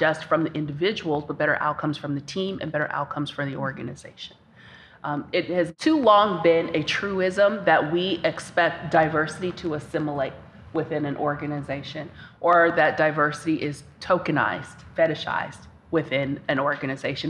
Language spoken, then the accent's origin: English; Cincinnati, Ohio, United States; based back home in my hometown of Cincinnati, Ohio